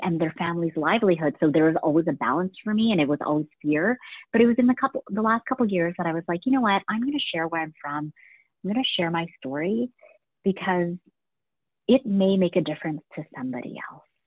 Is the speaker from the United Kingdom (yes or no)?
no; Canada; our family immigrated here when I was about two years old, um, you know, and we didn't come to Canada with much and we didn't speak English